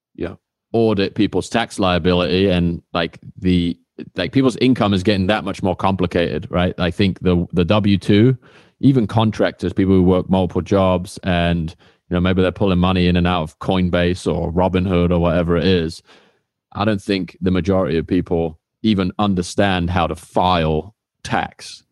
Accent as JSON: {"language": "English", "country": "United Kingdom", "tie": "born or raised there", "said": "I used to work at Honda in, uh, my hometown in the U K"}